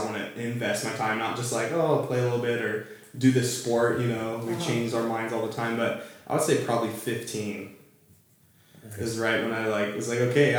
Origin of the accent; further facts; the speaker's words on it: Southern California, United States; I was raised here in Southern California.